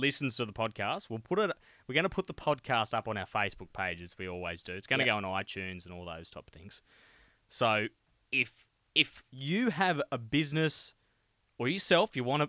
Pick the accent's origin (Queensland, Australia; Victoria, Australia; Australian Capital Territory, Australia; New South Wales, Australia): New South Wales, Australia; Gilgandra; now in Port Macquarie, Australia; I grew up in Gilgandra